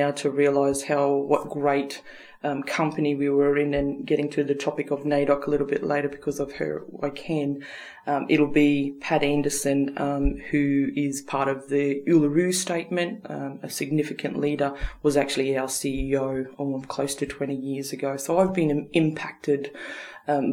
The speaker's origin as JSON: {"language": "English", "town": "Rockhampton", "region": "Queensland", "country": "Australia", "tie": "born or raised there", "also_born_or_lived": "Darwin", "moved": "yes", "said": "an East Coast person, I guess, someone growing up in Rockhampton"}